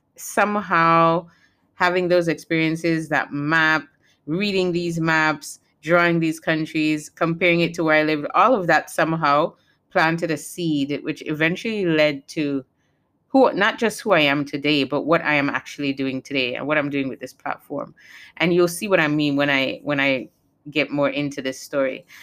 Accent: U.S. Virgin Islands; also born or lived in Saint Kitts and Nevis (parents' country); Saint Croix is where I was born and raised

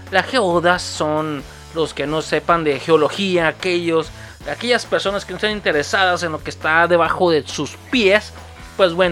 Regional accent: Sinaloa, Mexico; esa moda llegó a mi tierra en los 95, güey. Así de mamón, güey. Sí, yo viví mucho tiempo allá en Sinaloa.

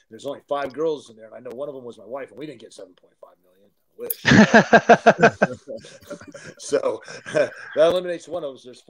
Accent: Canada; I'm from Canada, and man, I got concussed in that match.

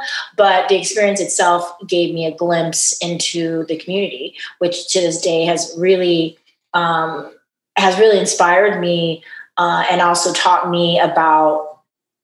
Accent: Dallas, Texas, United States; as a Texan

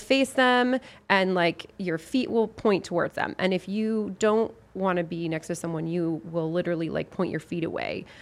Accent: Lafayette, Colorado, United States; from my hometown, Lafayette, Colorado

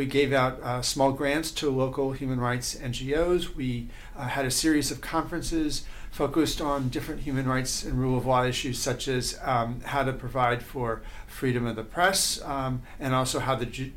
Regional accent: Atlanta, Georgia, United States; I'm from Atlanta

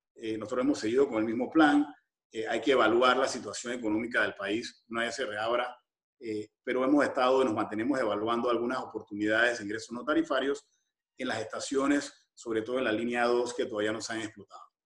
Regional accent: Panama; como panameños

